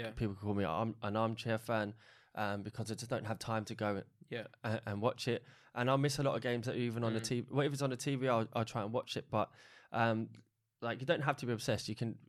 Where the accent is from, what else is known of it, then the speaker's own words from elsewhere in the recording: Ireland; I'm Irish, but I follow Republic of Ireland, but I also follow England.